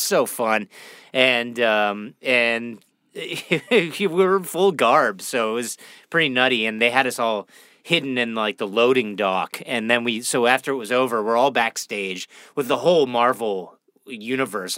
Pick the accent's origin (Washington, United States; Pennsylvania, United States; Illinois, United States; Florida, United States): Pennsylvania, United States; Pittsburgh; also born or lived in Toronto, Canada; I grew up uh, Pittsburgh, Pennsylvania